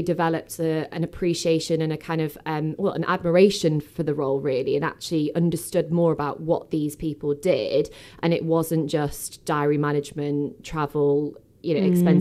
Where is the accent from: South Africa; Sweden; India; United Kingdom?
United Kingdom; Stockport, North West England; I was born in Stockport. I went to school in Cheadle Hume